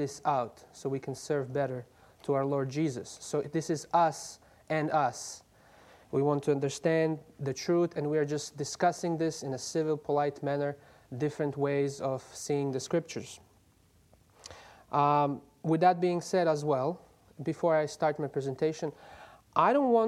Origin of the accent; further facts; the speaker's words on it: Croatia; moved away; I'm from Croatia, but I'm a student at Andrews University